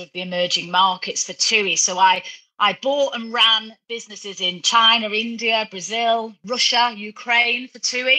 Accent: Manchester, North West England, United Kingdom; I grew up in Manchester, you know, from a very working class family

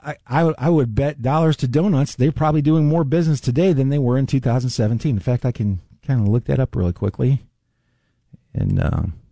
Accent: the South, United States; moved away; I'm from the South

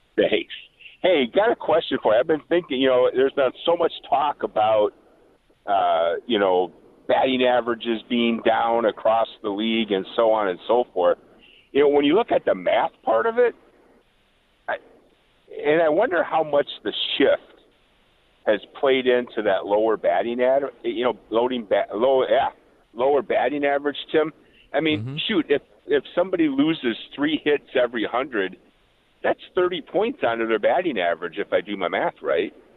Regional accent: Racine, Wisconsin, United States; moved away as an adult; now in Helena, United States; I grew up in Racine, and uh, went to Case High School back there, and uh, we moved out here about 20 years ago

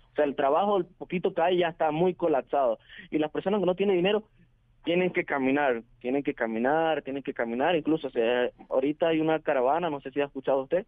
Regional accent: Venezuela; moved away as an adult; decidí salir de mi país hace aproximadamente tres meses

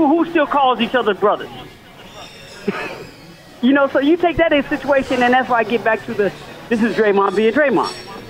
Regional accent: Chicago, Illinois, United States; I'm from Chicago

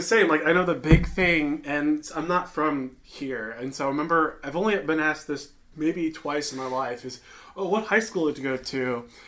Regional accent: Chicagoland area, Illinois, United States; now in St. Louis, United States

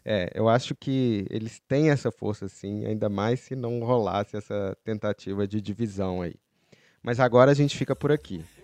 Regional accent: Belo Horizonte, Minas Gerais, Brazil; moved away; eu que sou de BH

